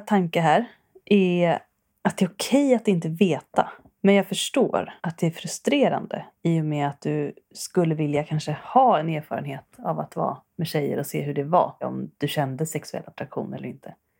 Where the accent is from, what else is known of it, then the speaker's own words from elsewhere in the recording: Värmdö, Stockholm County, Sweden; jag är från Värmdö